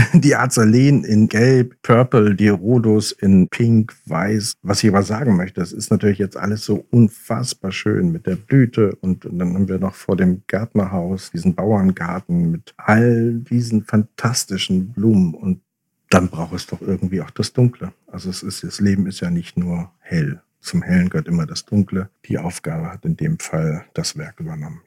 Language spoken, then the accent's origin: German; Oldenburg, Lower Saxony, Germany; moved away; also born or lived in Hamburg; Ich bin in Hamburg geboren, ich bin in Oldenburg aufgewachsen und dann später wieder zurück nach Hamburg